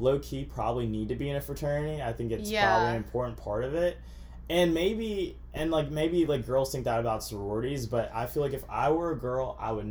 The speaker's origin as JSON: {"language": "English", "town": "Augusta", "region": "Georgia", "country": "United States", "tie": "born or raised there", "also_born_or_lived": "Alabama", "moved": "as an adult", "lives_now": "Tuscaloosa, United States", "said": "I'm from Georgia. I'm from Augusta, which is 2 hours away from Atlanta. So grew up there, ever since I was a little kid"}